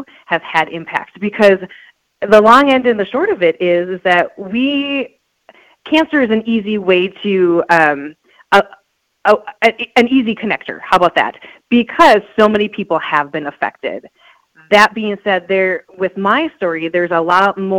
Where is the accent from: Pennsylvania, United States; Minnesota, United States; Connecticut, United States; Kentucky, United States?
Minnesota, United States; Beltrami; now in East Grand Forks, United States; growing up in Beltrami, Minnesota, there's 101 people